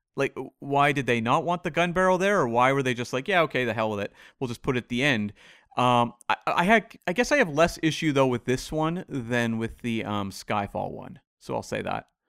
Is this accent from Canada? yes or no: yes; Canada; as a Canadian